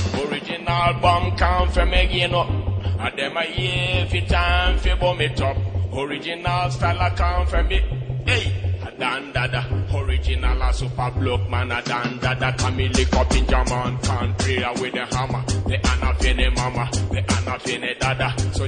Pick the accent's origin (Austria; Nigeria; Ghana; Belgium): Nigeria; from Nigeria.